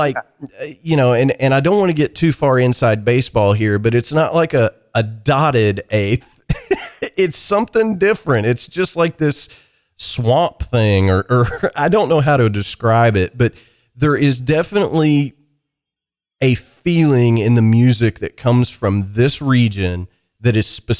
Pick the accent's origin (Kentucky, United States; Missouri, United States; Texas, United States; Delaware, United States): Kentucky, United States